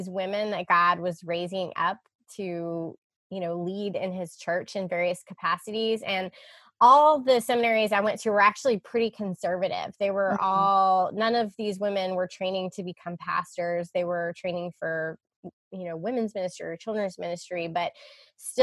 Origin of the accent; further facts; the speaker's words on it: Charlotte, North Carolina, United States; I'm from Charlotte originally, born and raised